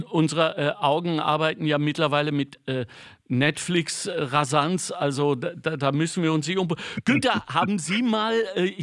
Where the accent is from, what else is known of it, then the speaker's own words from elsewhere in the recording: North Rhine-Westphalia, Germany; ich bin ja kein Skifahrer, ich komme aus dem Ruhrgebiet